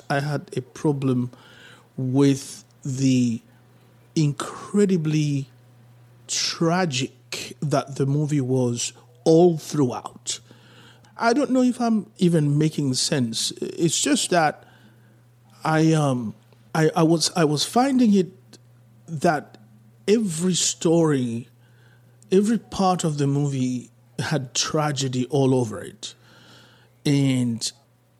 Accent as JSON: {"language": "English", "country": "Haiti", "tie": "born or raised there", "said": "I was born in Haiti"}